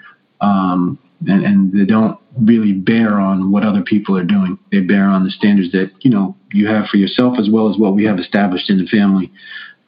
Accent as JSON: {"language": "English", "town": "Piscataway", "region": "New Jersey", "country": "United States", "tie": "born or raised there", "said": "I grew up also in Scataway, New Jersey"}